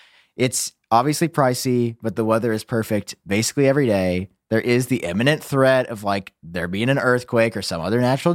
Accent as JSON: {"language": "English", "town": "St. Louis", "region": "Missouri", "country": "United States", "tie": "born or raised there", "said": "I've been born and raised in St. Louis. It's a fine place, but I feel like, you know, you've just been in the same spot your whole life."}